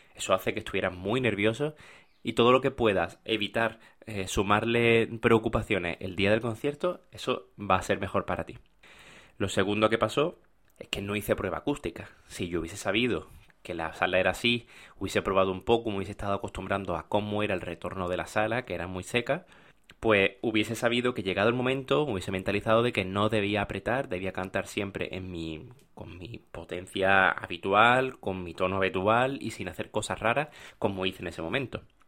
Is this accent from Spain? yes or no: yes; Málaga, Andalusia, Spain; moved away; yo soy de Málaga